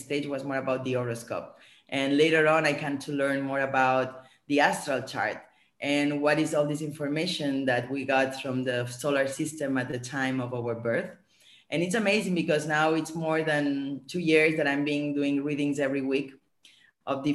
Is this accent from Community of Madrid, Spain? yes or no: no; Barcelona, Catalonia, Spain; also born or lived in France / Switzerland / New York; now in Bali, Indonesia; I'm born and raised in Barcelona.